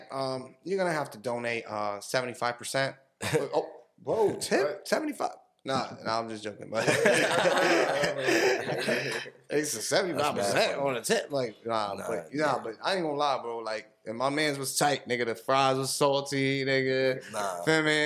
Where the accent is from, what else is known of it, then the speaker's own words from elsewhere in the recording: New Orleans, Louisiana, United States; Like, growing up in New Orleans, I would never, like, we don't know nothing about that, bro.